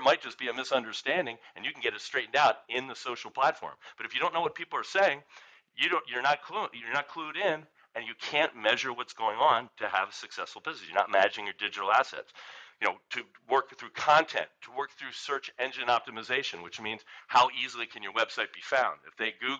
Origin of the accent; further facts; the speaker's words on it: Philadelphia, Pennsylvania, United States; I'm from Philadelphia